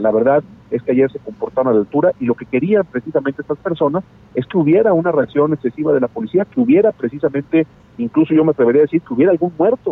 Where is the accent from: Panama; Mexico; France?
Mexico; Yo soy uno de los mexicanos